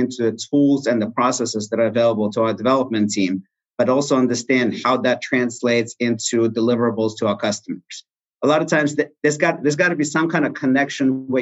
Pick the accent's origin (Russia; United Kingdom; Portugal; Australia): Russia; now in Texas, United States; I was born in Russia